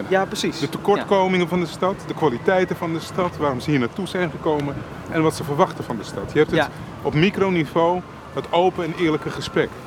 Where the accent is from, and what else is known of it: Amsterdam, North Holland, Netherlands; born or raised there; also born or lived in Velsen; now in Almere, Netherlands